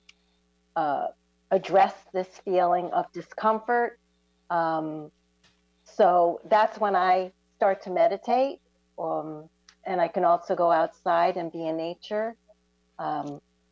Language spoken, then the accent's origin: English; Vermont, United States; now in Florida, United States; I'm originally from Vermont, and I just arrived here in Florida